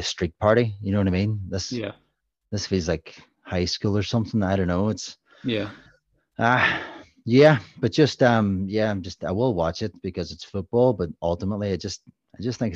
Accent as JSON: {"language": "English", "region": "Northern Ireland", "country": "United Kingdom", "said": "I'm from Northern Ireland"}